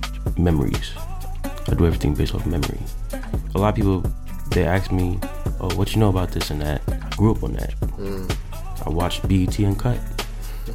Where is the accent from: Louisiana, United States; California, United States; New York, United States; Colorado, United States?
New York, United States; New York City; I'm from Brooklyn, born and raised